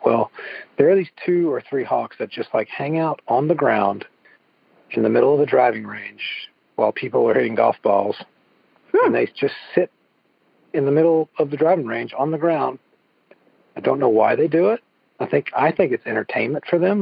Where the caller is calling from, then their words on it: Evans, Georgia, United States; I'm calling in from Evans, Georgia